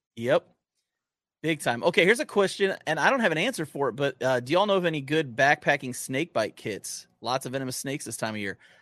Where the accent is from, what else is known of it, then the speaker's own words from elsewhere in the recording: Cortland, New York, United States; I grew up in Cortland, New York, just south of Syracuse